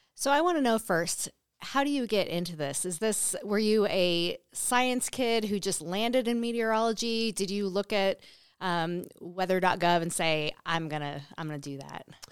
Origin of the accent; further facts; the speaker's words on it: North Coast, California, United States; now in Nevada, United States; I grew up on the coast in California, the North Coast